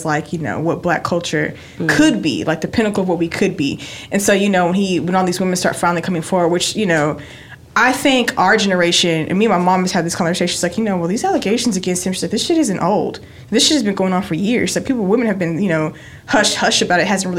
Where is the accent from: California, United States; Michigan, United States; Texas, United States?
Texas, United States; West; I grew up in West Texas, which is like, it literally is the movie Friday Night Lights